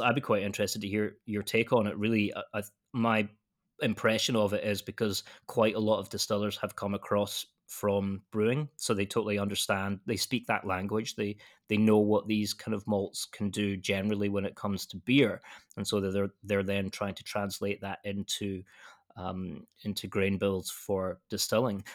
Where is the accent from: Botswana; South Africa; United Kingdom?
United Kingdom; west coast of Scotland; now in Edinburgh, United Kingdom; I'm from the west coast in Scotland, but I now live in the capital, which is you know all of about an hour and a half from my from my hometown